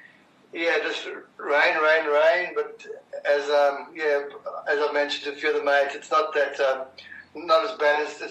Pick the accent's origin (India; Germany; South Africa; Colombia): South Africa; I'm a South African